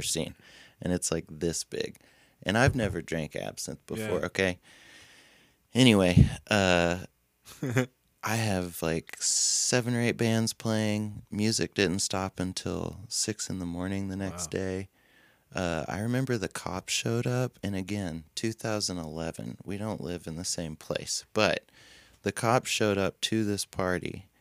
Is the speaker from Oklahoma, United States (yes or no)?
no; Cookeville, Tennessee, United States; moved away as an adult; also born or lived in Monterey, Tennessee; now in Nashville, United States; I grew up in Cookeville, Tennessee